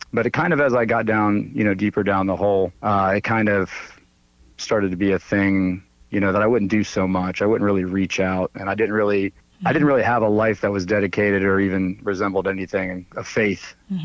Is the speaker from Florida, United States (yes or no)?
yes; Miami, Florida, United States; also born or lived in Virginia; now in Charleston, United States; I'm originally from Miami, Florida, but I've lived all up and down the East Coast. I settled in Charleston about 11 years ago, but I went up and down the East Coast.